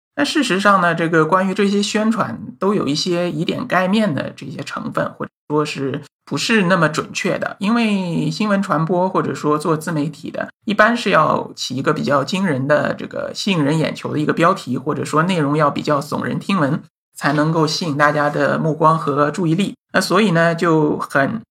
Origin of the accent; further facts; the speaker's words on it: China; 我们作为中国人